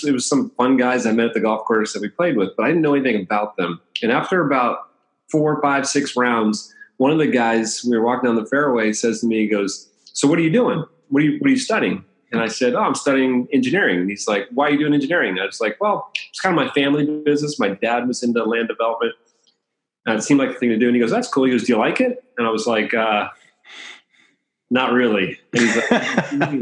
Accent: Bethesda, Maryland, United States; moved away as an adult; also born or lived in Los Angeles, California / Iowa; now in San Diego, United States; I grew up in the Bethesda, Maryland, right outside of Washington, D.C. Born in Los Angeles. And when I was 2 years old, my family moved to the East Coast

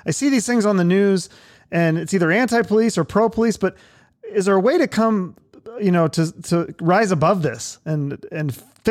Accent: Seattle, Washington, United States; my hometown of Seattle

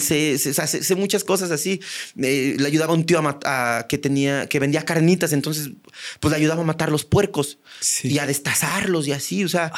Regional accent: Buenavista, Querétaro, Mexico; accent: ranchero; now in Mexico City, Mexico; mi pueblo es este post-revolución, post eh, post-crisanteros, post-cristeros

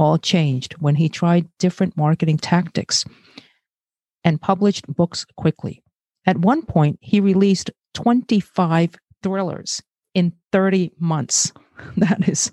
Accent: New York City, New York, United States; also born or lived in Brazil; I'm Asian, born in Brazil, and grew up in Flatbush, Brooklyn.

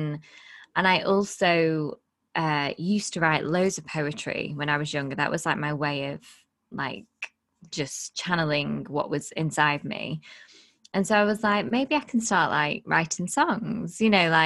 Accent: Blackpool, North West England, United Kingdom; I'm from Blackpool

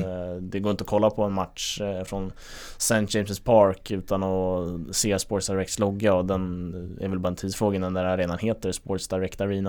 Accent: Sweden

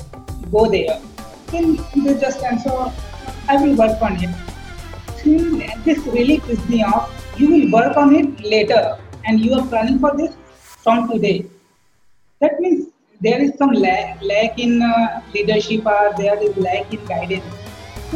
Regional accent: India; I'm from India

